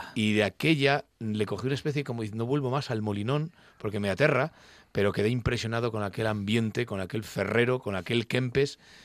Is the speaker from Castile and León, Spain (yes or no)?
yes; León, Castile and León, Spain; now in Gijón, Spain; soy leonés gijonés. De parte de madre, eh, toda mi familia eh, asturiana, pero de parte de padre leonés. Entonces llevo, nací en León